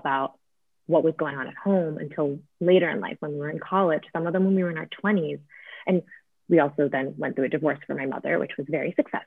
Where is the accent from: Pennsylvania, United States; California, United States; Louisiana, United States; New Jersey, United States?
New Jersey, United States; Northern; I grew up in, you know, like Northern New Jersey in a very nice suburban environment